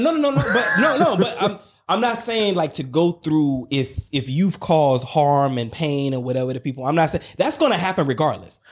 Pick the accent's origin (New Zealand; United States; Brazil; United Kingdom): United States; the South; I'm from the South